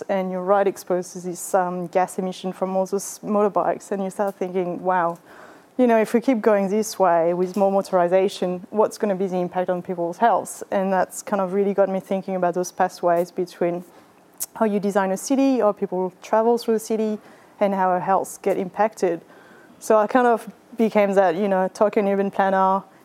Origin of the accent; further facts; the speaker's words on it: France; English is a second language; moved away as an adult; also born or lived in Vietnam / Japan; now in Australia; you might have picked up from my accent that I was born in France. That's where I did my undergrad and my master's